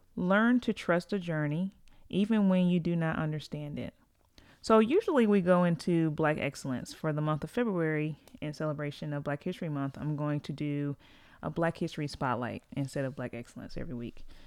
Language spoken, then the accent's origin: English; Greensboro, North Carolina, United States; I'm from Greensboro, uh, it's where I live.